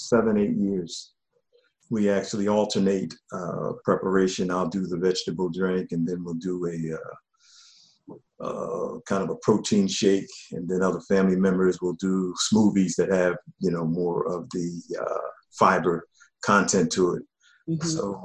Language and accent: English; Philadelphia, Pennsylvania, United States; Well, I had a wonderful upbringing. It was back in the day where you had true community in our African community.